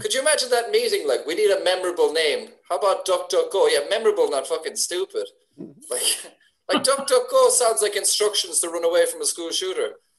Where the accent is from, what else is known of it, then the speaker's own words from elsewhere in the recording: Ireland; I'm Irish